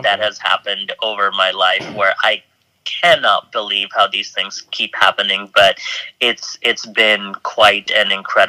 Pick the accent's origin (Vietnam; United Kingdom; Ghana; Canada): United Kingdom; England; born there; but I'm actually British. I was born in England and sort of grew up all over the world.